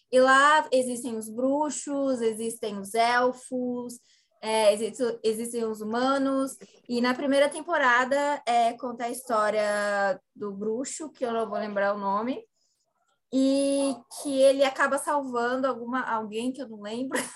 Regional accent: Brazil; eu sou brasileira

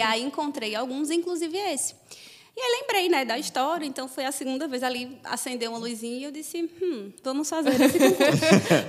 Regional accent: interior of Paraíba, Brazil; moved away as an adult; also born or lived in Brasília / Campina Grande; now in Rio de Janeiro, Brazil; eu moro em Campina Grande hoje, mas eu sou de uma cidade do interior da Paraíba.

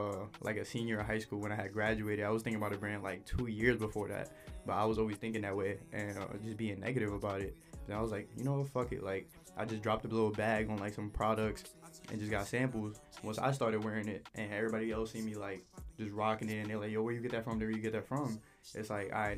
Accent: New York City, New York, United States; moved away as an adult; now in West Virginia, United States; I'm from Brooklyn, New York. You know, not from fucking upstate where niggas be jacking that they really from the city. But, yeah, I really grew up there the whole time

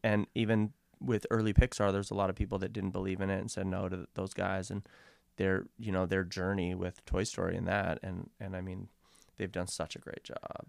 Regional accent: Vancouver, British Columbia, Canada; we grew up in Kits

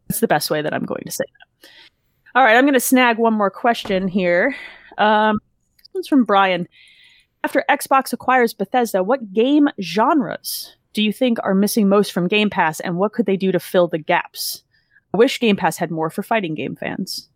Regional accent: New Jersey, United States; I grew up in Jersey

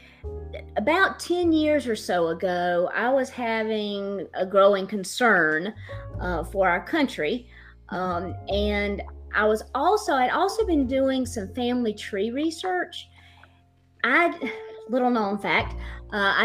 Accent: the South, United States; I am not just not from Boston, I'm from the South

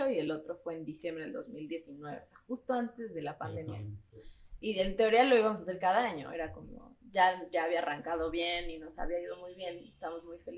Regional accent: Mexico City, Mexico; also born or lived in London; Soy de la Ciudad de México.

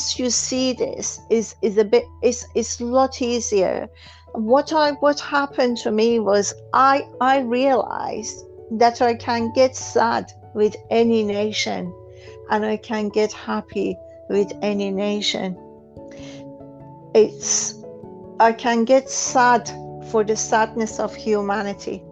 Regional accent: Iran; moved away as an adult; I was born in Iran

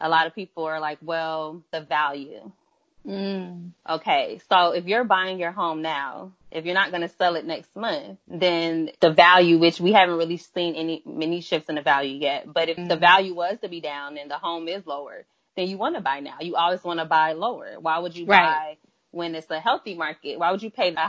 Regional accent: Miami, Florida, United States; now in Atlanta, United States; I am originally from Miami, Florida, but I am based in Atlanta, Georgia at the time.

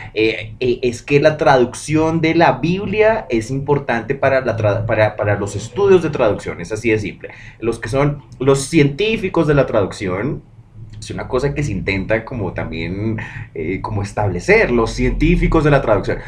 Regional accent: Bogotá, Colombia; uno siendo bogotano, uno mm, siendo de acá arriba en las montañas

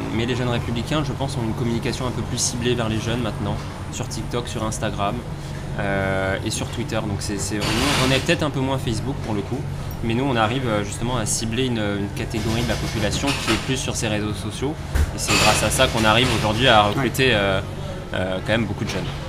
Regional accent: Toulouse, Occitania, France; moved away as an adult; now in Paris, France; je suis toulousain à la base

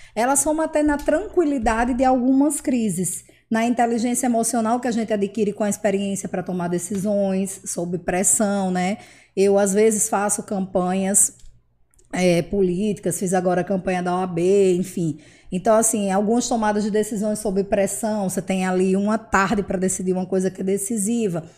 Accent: Mossoró, Rio Grande do Norte, Brazil; nasci aqui em Mossoró, eu estudei aqui a minha vida inteira, eu morei aqui a minha vida inteira.

